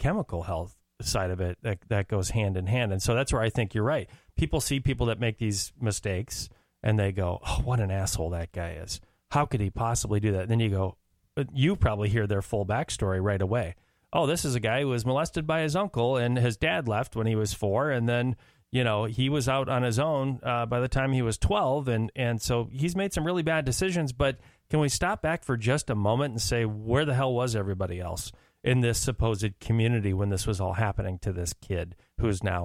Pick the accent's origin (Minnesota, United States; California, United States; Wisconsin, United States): Minnesota, United States; Minneapolis; also born or lived in Arizona; I'm from North Minneapolis originally